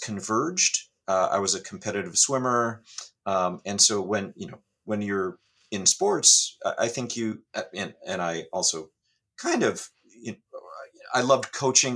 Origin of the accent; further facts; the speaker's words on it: California, United States; I grew up in California